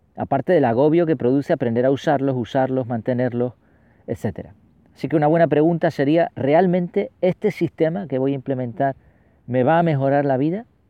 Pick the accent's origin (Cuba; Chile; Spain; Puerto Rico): Spain; los que tenemos ya ciertos años y nacimos aquí en España